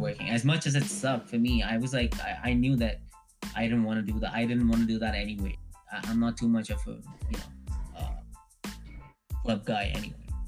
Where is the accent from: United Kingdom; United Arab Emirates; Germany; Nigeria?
United Arab Emirates; Dubai; moved away as an adult; also born or lived in India; now in Canada; my home was Dubai. Um, so mm. I grew up there